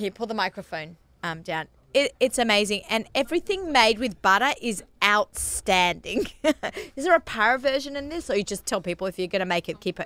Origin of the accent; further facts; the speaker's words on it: Australia; accent: Australian; moved away as an adult; that's the Aussie in me